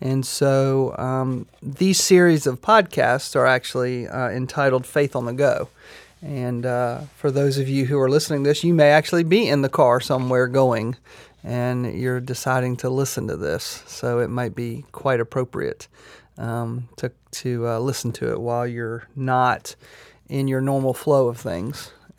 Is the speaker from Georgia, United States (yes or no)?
no; Myrtle Beach, South Carolina, United States; You know, I can remember growing up in Myrtle Beach, and Memorial Day to Labor Day was, you know, that was kind of the summer.